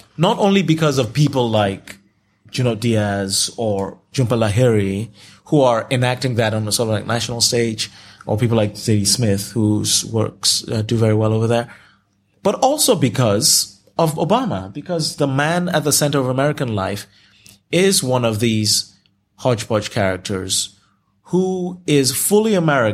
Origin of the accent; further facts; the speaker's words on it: Nigeria; first language Yoruba; English is a second language; now in United States; I can handle myself anywhere in Nigeria. You know, Yoruba was my first language, and I speak it fluently.